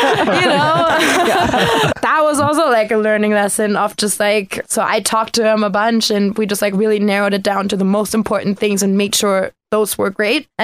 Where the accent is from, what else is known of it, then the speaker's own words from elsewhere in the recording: outside of Cologne, North Rhine-Westphalia, Germany; moved away; I grew up way outside of Cologne, Germany